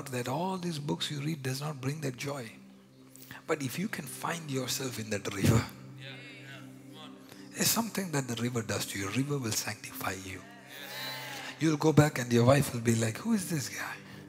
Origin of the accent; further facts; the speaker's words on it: India; accent: Indian; now in Montreal, Canada; my Indian accent